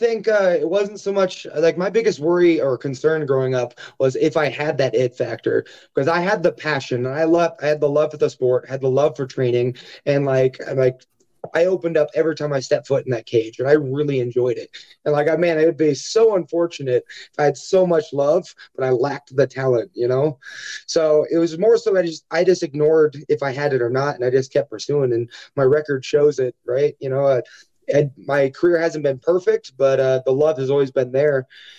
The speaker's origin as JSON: {"language": "English", "town": "Omaha", "region": "Nebraska", "country": "United States", "tie": "born or raised there", "said": "I think people assume that, you know, if you're from Nebraska, you're part of the cornfields. But, I grew up in, like, Section 8 housing, single mother"}